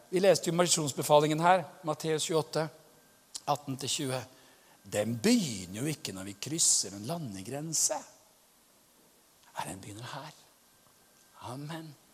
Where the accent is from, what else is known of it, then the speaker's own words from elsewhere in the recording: Pakistan; now in Norway; Jeg kommer fra Pakistan.